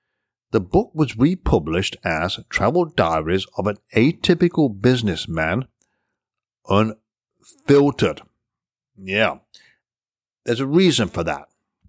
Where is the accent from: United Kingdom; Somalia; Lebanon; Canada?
United Kingdom; England; now in United States; I was born and raised in England, although I've been living in the United States for many, many years now. So my accent is pretty much diluted